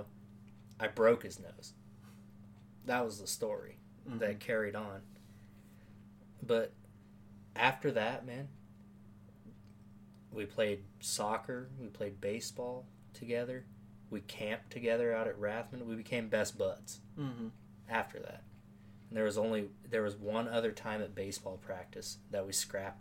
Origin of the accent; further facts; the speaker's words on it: Norwalk, Iowa, United States; also born or lived in Des Moines, Iowa; we moved from Des Moines to Norwalk, the suburbs right outside of Des Moines